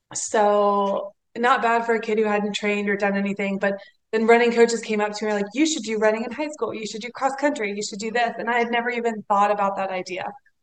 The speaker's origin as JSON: {"language": "English", "town": "Atlanta", "region": "Georgia", "country": "United States", "tie": "born or raised there", "said": "so my background was actually, I grew up in Atlanta, and you know, running was not really like a sport, like coming from my family, like very Southern, a little traditional"}